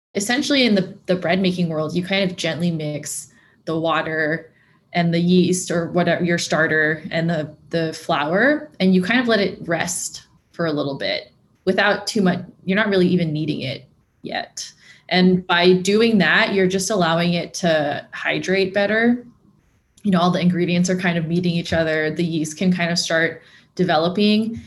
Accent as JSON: {"language": "English", "area": "Torrance or Carson", "region": "California", "country": "United States", "tie": "born or raised there", "said": "I grew up in Torrance or Carson"}